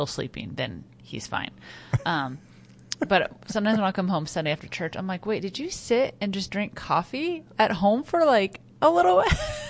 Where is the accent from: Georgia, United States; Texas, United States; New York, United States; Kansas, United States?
Kansas, United States; Salina; moved away; So we went back to my hometown, which I have not been to in 10 years.